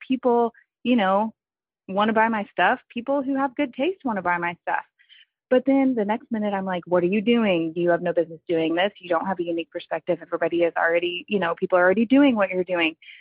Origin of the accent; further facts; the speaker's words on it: Texas, United States; I'm from Texas